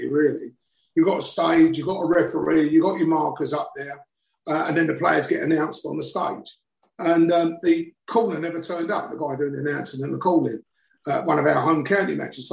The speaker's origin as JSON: {"language": "English", "town": "South Ockendon", "region": "East of England", "country": "United Kingdom", "tie": "born or raised there", "said": "I was born in Essex, and as a kid we used to get on a 7-8 green line, which used to be at the top of my road"}